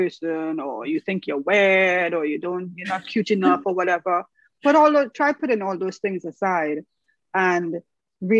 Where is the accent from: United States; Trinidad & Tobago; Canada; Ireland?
Trinidad & Tobago; I am from the Caribbean, Trinity to the bone. I'm sure you guys can hear the accent